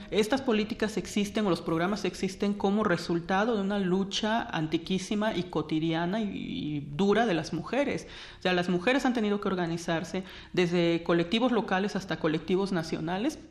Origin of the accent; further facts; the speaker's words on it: Juchitán, Oaxaca, Mexico; Yo nací en Juchitán, Oaxaca